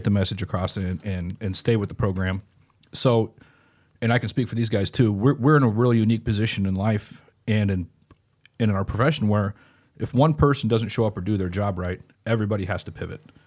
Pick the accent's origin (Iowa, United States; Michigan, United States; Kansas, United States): Iowa, United States; Grinnell; in Grinnell, Iowa, where I'm from